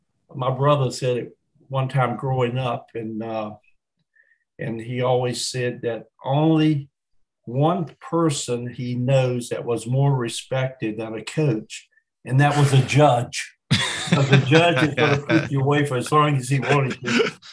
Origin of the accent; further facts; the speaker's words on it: near Winston-Salem, North Carolina, United States; moved away as an adult; also born or lived in Thunder Bay, Canada; now in Brandon, Canada; growing up in North Carolina